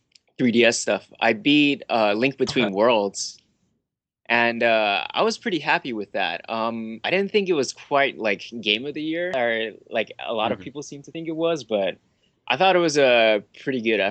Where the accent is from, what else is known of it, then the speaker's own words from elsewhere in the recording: Hawaii, United States; I'm from Hawaii